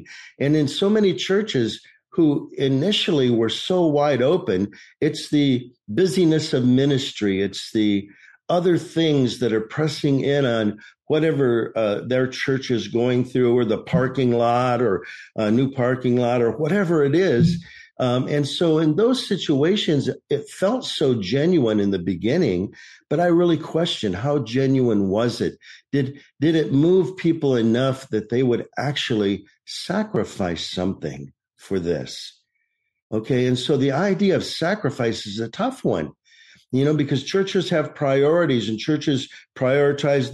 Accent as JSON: {"language": "English", "region": "Michigan", "country": "United States", "tie": "born or raised there", "moved": "yes", "lives_now": "Maricopa, United States", "said": "I was born and raised in Michigan."}